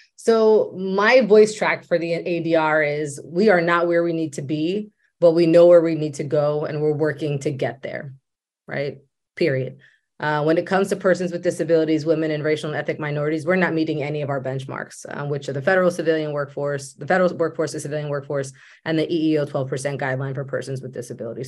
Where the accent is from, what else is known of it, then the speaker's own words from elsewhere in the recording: Maryland, United States; I was raised in Maryland.